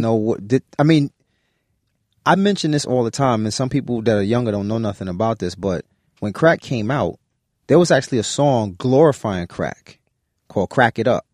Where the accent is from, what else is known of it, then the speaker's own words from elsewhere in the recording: New York City, New York, United States; staying in Brooklyn